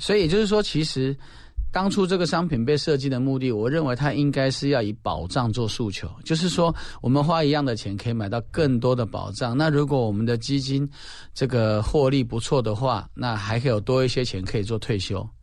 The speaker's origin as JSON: {"language": "Chinese", "country": "Taiwan", "said": "我们台湾人"}